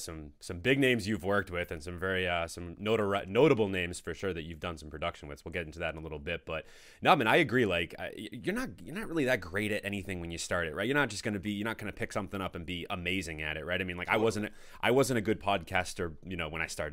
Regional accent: Danvers, Massachusetts, United States; I'm from the North Shore originally. I'm from Danvers.

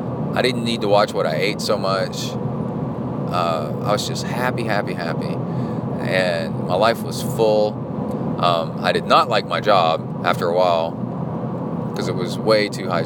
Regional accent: Alabama, United States; also born or lived in Tennessee / Cincinnati, Ohio; I also grew up my formative years in and around the Appalachian Mountains, northern Alabama, east Tennessee, Cincinnati, which is on the border of Kentucky.

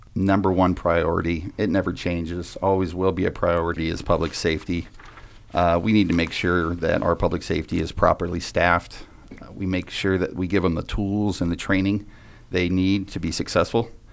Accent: Vacaville, California, United States; growing up, up in Vacaville was very special to me

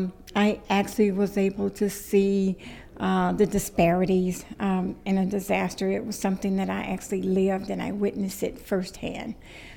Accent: Gulfport, Mississippi, United States; I am from Gulfport, Mississippi in the USA

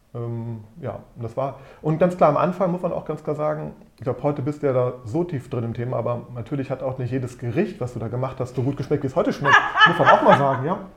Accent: Düsseldorf, North Rhine-Westphalia, Germany; ich bin in Düsseldorf geboren und aufgewachsen

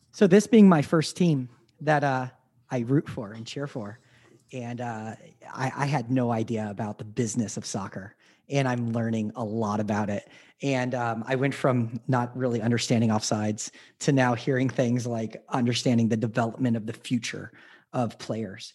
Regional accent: Las Vegas, Nevada, United States; I'm from Las Vegas

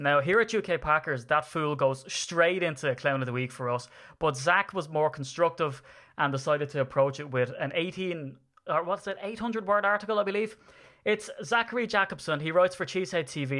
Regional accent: Ireland; I'm an Irishman

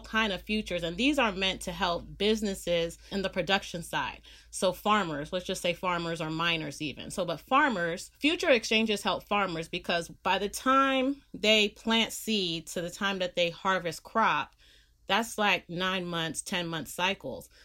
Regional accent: Bay Area, California, United States; moved away as an adult; also born or lived in Los Angeles, United States; I live in California, I'm from the Bay Area, I live in the Bay Area

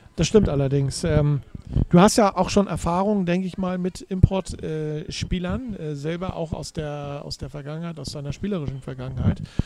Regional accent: Hamburg, Germany; Vom waschechten Hamburger zum waschechten Hamburger

